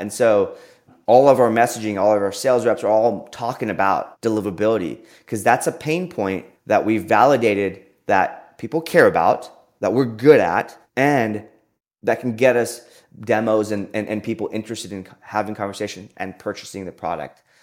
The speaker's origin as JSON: {"language": "English", "town": "Austin", "region": "Texas", "country": "United States", "tie": "born or raised there"}